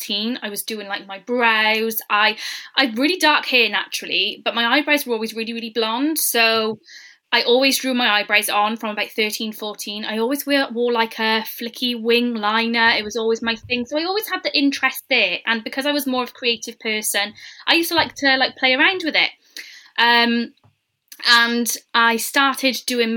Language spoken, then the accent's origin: English; Newport, Wales, United Kingdom; I'm originally from Malpas